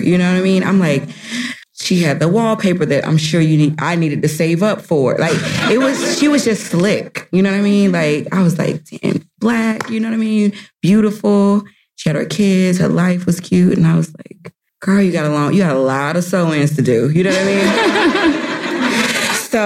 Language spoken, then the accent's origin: English; St. Petersburg, Florida, United States; I was born in St. Petersburg, Florida